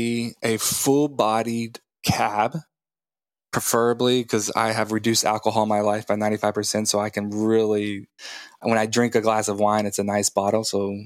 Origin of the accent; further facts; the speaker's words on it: Texas Panhandle, United States; moved away; I am from Texas.